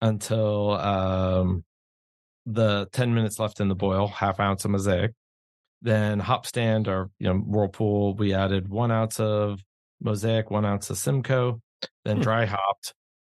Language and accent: English; New York, United States; now in Contra Costa County, California, United States; I'm from New York.